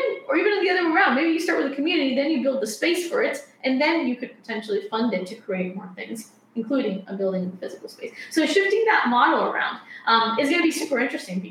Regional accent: Colombia; moved away; I studied architecture back in Colombia, because I'm from Colombia.

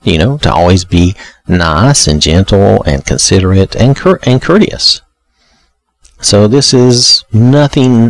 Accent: the South, United States; I'm from the South in the U.S.

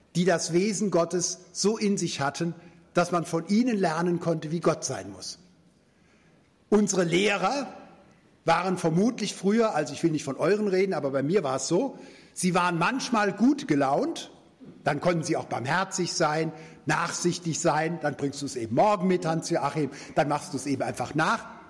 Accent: Germany; als Deutsche

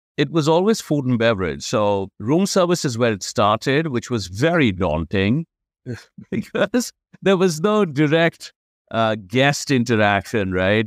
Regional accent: India; moved away; growing up in India

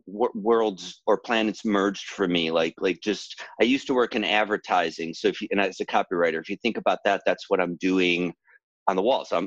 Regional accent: Chicago, Illinois, United States; moved away as an adult; also born or lived in Ohio; now in Los Angeles, United States; I was born in Ohio and grew up in Chicago.

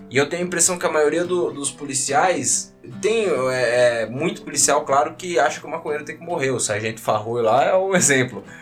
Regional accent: Brazil; mais culacho, porque aí, como bom brasileiro, eu meti a carteirada, né?

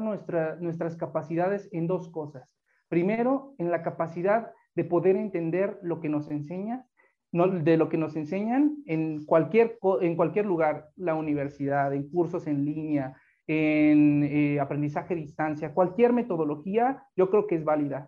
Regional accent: Mexico; somos mexicanos

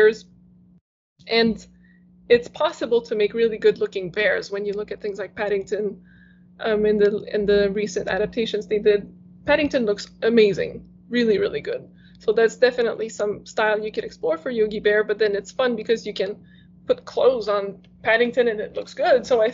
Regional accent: Quebec, Canada; first language French; English is a second language; I used to watch TV in French because that was my first language

